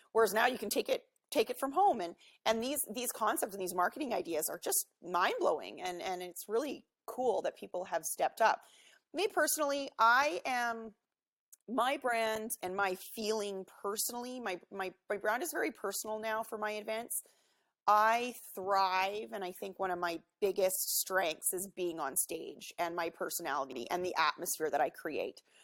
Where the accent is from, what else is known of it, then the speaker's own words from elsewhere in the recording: Vancouver, British Columbia, Canada; I'm from Vancouver in Canada here, uh, home of the 2010 Olympics. Beautiful city. I'm so excited uh, and grateful that I get to live here. I've lived here my whole life.